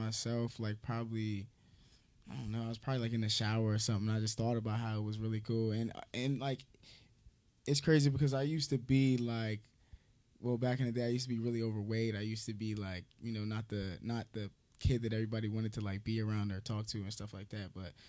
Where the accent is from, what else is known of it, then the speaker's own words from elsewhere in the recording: New Jersey, United States; I'm from South Jersey, like basically you can just say South Jersey because okay. I moved around back and forth. So, yeah, I guess just South Jersey for sure.